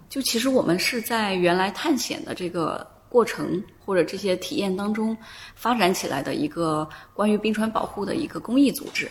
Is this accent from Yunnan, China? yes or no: yes; Yunnan, China; 我是来自云南嘛，是嗯。云南的彝族